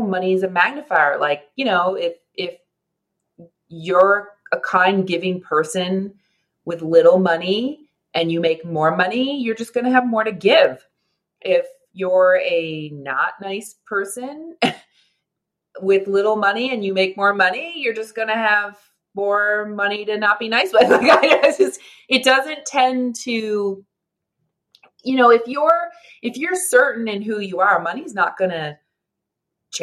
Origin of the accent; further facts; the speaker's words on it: Canada; I'm a Canadian, a proud Canadian